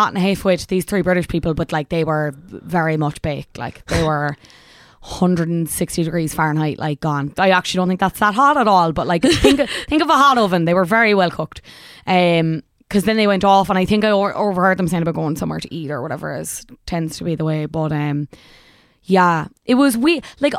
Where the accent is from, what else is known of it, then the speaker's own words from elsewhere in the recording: Ireland; The Dutch laugh at us in general yeah. as Irish people when they come over.